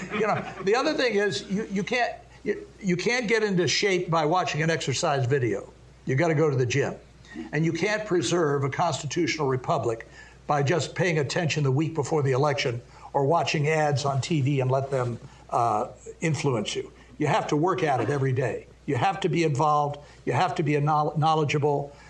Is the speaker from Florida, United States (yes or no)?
no; Washington, District of Columbia, United States; also born or lived in Montgomery County, Maryland; I was born in Washington D.C. I couldn't help it. My mother was here at the time, and I grew up in the area. Went to public schools in Montgomery County, Maryland.